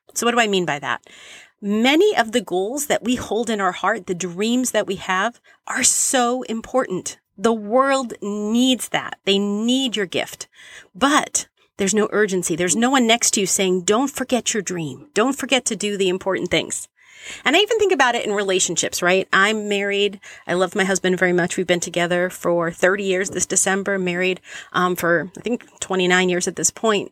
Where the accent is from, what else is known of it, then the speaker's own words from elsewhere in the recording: Boston, Massachusetts, United States; I was a teenager in the eighties growing up in Boston